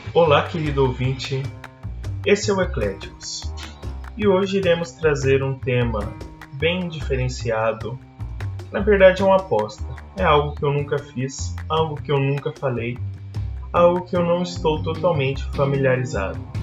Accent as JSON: {"language": "Portuguese", "country": "Brazil"}